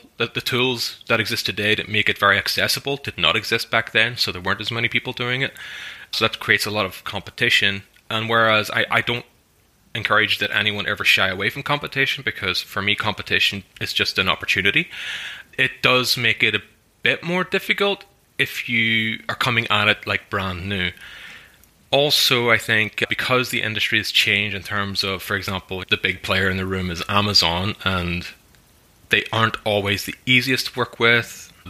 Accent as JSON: {"language": "English", "country": "Ireland", "said": "I'm Irish. I'm like one of the most Irish people. You know, I speak the language. I play the music. I live in the country."}